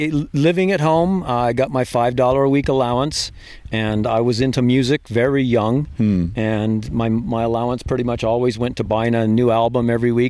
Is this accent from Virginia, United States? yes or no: yes; Virginia, United States; also born or lived in San Diego, United States; I was a Navy brat until graduated high school in Virginia.